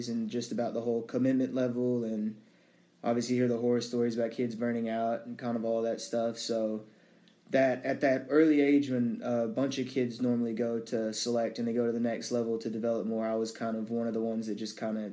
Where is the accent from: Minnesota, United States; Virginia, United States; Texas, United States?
Texas, United States; Dallas; Born and raised in Dallas, Texas, to mom and dad who loved me very much